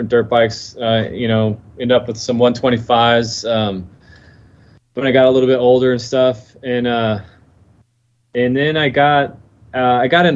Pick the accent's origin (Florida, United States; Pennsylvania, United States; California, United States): Florida, United States; I was born and raised here in Florida. And I'm only about 45 minutes south of Daytona.